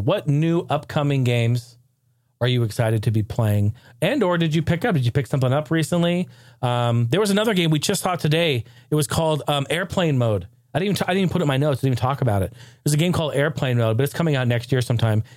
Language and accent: English; Oregon, United States; I grew up in Oregon, I grew up in the Northwest.